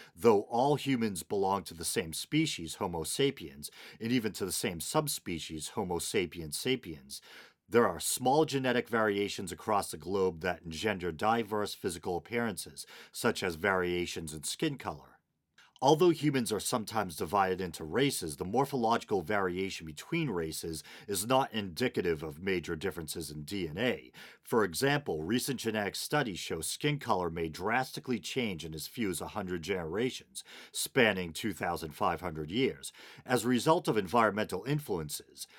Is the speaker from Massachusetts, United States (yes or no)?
yes; Boston, Massachusetts, United States; accent: Boston; Boston accent, my native language